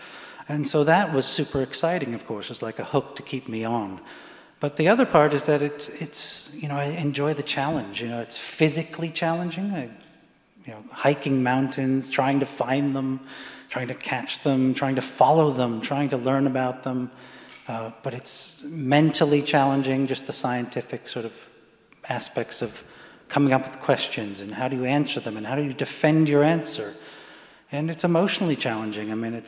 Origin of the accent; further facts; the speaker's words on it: England, United Kingdom; born there; I was born in England, and you know, a successful, what I call a successful collaboration, American English collaboration.